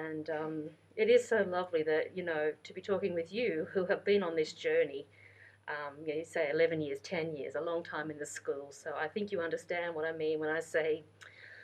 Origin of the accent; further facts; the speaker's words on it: rural New South Wales, Australia; moved away as an adult; also born or lived in London; I was born and raised in Australia. I'm very proud Australian. It's my home country. I grew up in the country areas of New South Wales, a state